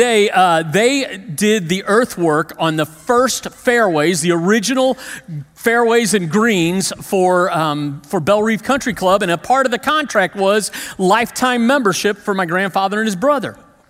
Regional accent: Creve Coeur, Missouri, United States; I grew up in Creve Coeur first. We lived in Creve Coeur

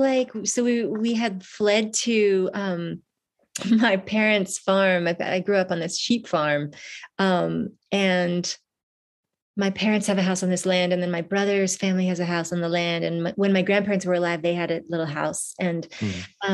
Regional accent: Vermont, United States; also born or lived in New York City; I'm up here in Vermont, which is where I've been living since the pandemic started. It's my home state.

